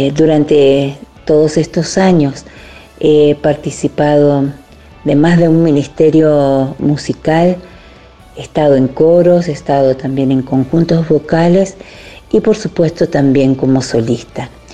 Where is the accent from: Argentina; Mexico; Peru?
Argentina; also born or lived in Buenos Aires; Yo soy de Argentina, vivo en Buenos Aires, así que la mayor parte de mi ministerio se desarrolla en mi país